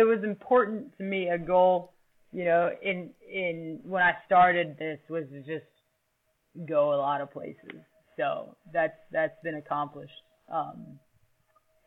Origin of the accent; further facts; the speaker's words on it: Ohio, United States; I grew up here in Ohio, three-sport athlete in high school.